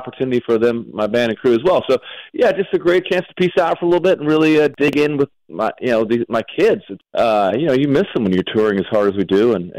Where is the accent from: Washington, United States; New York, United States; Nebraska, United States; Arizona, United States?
Arizona, United States; moved away; also born or lived in Telluride, Colorado; I mean, I'm from out west to begin with. I'm from Arizona